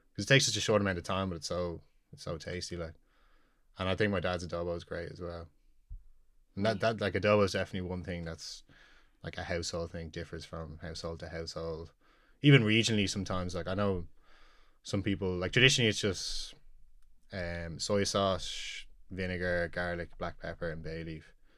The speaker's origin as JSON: {"language": "English", "town": "Dublin", "region": "Leinster", "country": "Ireland", "tie": "born or raised there", "said": "So I was born here in the Coombe. Um, I've lived in Knock Nine all my life. It's, uh, for those that don't know, it's like a suburb out near enough the Dublin Mountains"}